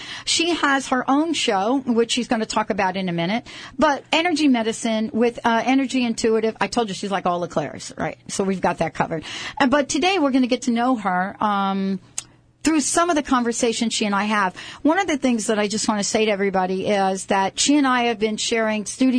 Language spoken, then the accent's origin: English; New York City, New York, United States; I'm from the Bronx.